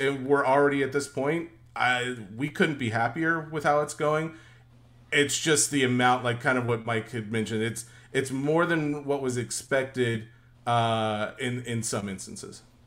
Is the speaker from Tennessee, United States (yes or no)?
yes; Middle Tennessee, United States; born and raised in Middle Tennessee